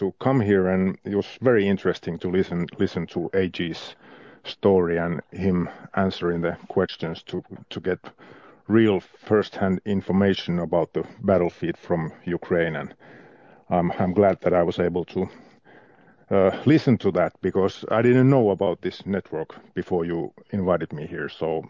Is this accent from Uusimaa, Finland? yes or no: no; Lappeenranta, South Karelia, Finland; also born or lived in Moscow, Russia; I'm a guy from Lappeenranta, as you said. Lappeenranta is a city which it's on the Russian border in the southeastern Finland, and I'm 55